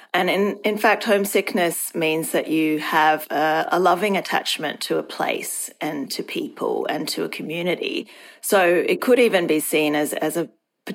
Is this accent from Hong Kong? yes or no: yes; Hong Kong; moved away as an adult; now in Australia; Well, I moved to Australia from Hong Kong to study at university, and that's now more than 20 years ago.